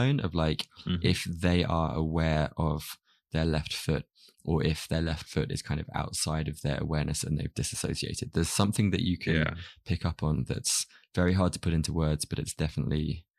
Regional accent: United Kingdom; It's cool being British.

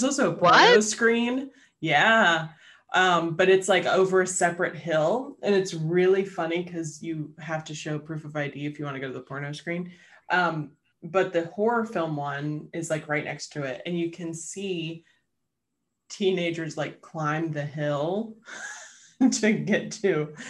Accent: Pittsburgh area, Pennsylvania, United States; moved away as an adult; now in Pittsburgh, United States; my hometown, they are filming three movies or / Netflix series that are based in the 1940s because our main street has not changed.

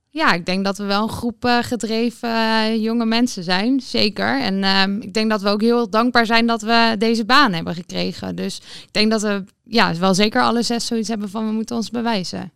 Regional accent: Utrecht, Netherlands; Ik kom zelf uit Utrecht

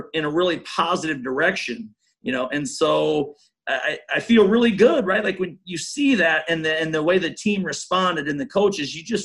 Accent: Iowa, United States; moved away; I still have strong ties to Iowa, being from there and my family and everything

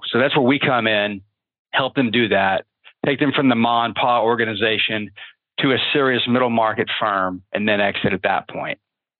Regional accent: Midwest, United States; Yeah, so we're from the Midwest.

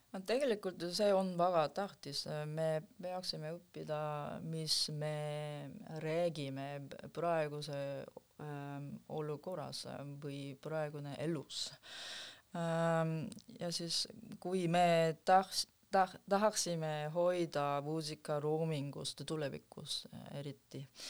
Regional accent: South Korea; Estonian is a second language; now in Estonia; ma ise tul-, tulin eh, Lõuna-Koreast

